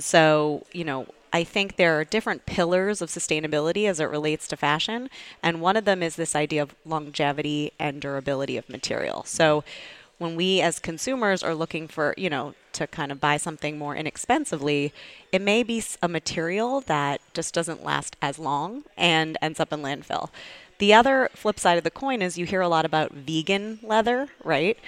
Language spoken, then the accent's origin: English; Needham, Massachusetts, United States; also born or lived in New York City; I grew up outside of Boston, Needham, Massachusetts